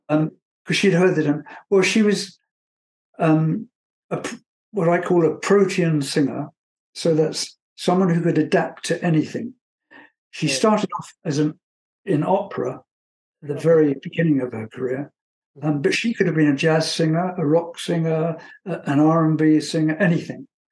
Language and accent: English; England, United Kingdom; moved away as an adult; also born or lived in Munich, Germany; I was from England